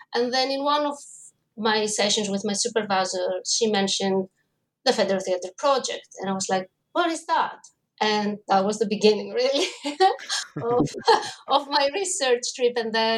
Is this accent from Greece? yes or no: yes; Greece; English is a second language; I mean, I grew up in Greece and theater was everywhere, was easily accessible from school